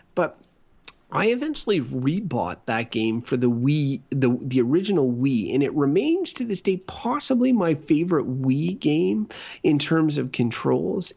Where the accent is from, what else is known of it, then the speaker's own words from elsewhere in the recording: Canada; I'm a Canadian